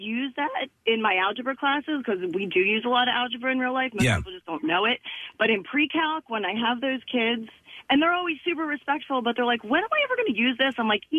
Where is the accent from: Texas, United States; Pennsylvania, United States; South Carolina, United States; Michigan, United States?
Pennsylvania, United States; Norristown; I'm originally from Norristown. I taught at Coatesville High School for 10 years before I came to Norristown.